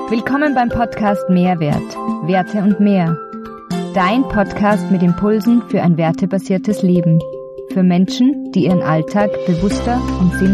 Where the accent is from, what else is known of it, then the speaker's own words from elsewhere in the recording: Zell am See, Salzburg, Austria; bin ursprünglich aus Zell am See. Wie man auch hören kann, vielleicht am Dialekt immer noch. Also das Wienerische kommt weniger durch, sondern ich bleibe, mein, bleibe meinem Ursprungsheimatort Zell am See treu.